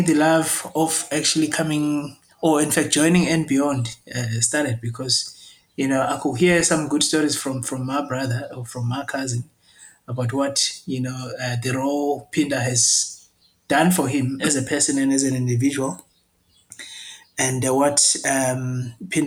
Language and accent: English; Jozini, KwaZulu-Natal, South Africa; comes from the rural communities in an area called Jozini. That's where I grew up.